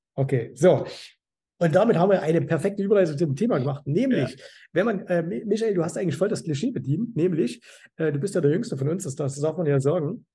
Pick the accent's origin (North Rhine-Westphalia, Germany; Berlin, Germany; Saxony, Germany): Saxony, Germany; Zwickau; now in Dubai, United Arab Emirates; ich komme ja aus Zwickau